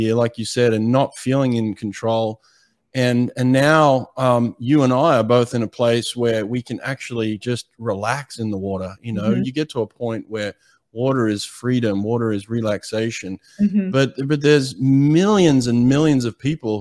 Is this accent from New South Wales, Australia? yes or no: yes; Sydney, New South Wales, Australia; I grew up in Sydney, Australia